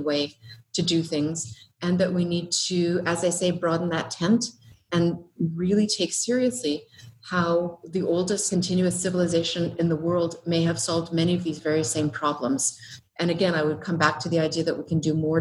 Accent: Treaty 7 land, western Canada, Alberta, Canada; moved away as an adult; now in Australia; I'm from Canada, I'm from Treaty 7 land in the west of Canada.

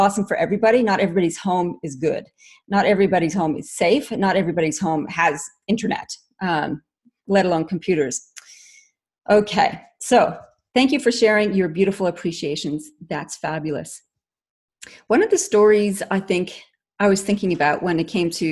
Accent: Canada; moved away as an adult; also born or lived in Northwest Ontario; now in Australia; I am actually Canadian by origin, but have been in Australia since forever, 96

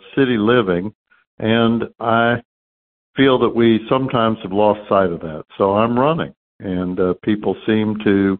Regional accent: Houston, Texas, United States; I grew up in Houston, graduated from the public schools

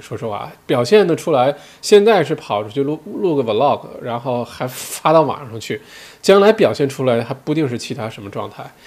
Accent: China; now in Melbourne, Australia; 因为我自己作为中国人

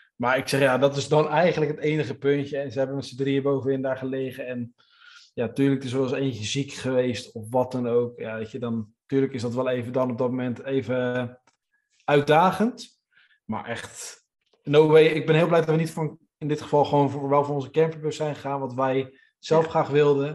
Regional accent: Netherlands; wij als Nederlanders

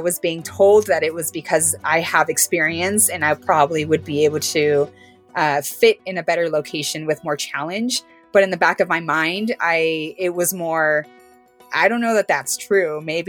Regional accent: Los Angeles, California, United States; I've always prided myself in saying that I am from LA or I'm a Cali girl, right?

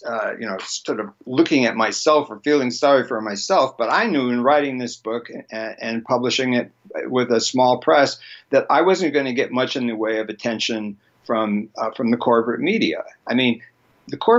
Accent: United States; I was born here, I'm sort of stuck here

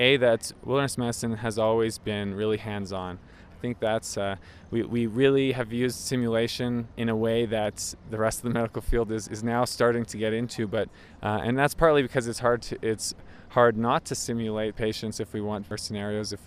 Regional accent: Montreal, Quebec, Canada; I'm from Montreal, Canada

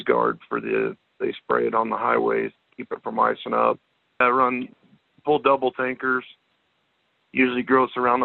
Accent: Colorado, United States; now in Evanston, United States; I'm originally from Colorado

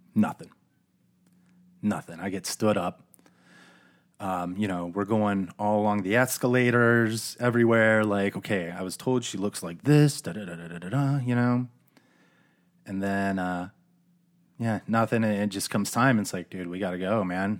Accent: Phoenix, Arizona, United States; also born or lived in East Coast; everybody from the Phoenix area sort of transplants so we came in from the East Coast. Her family came in from the Midwest. And all throughout grade school, we kind of went to the same schools

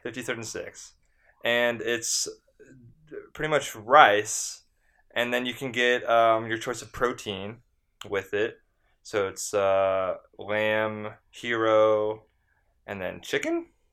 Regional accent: San Diego, California, United States; I'm from San Diego

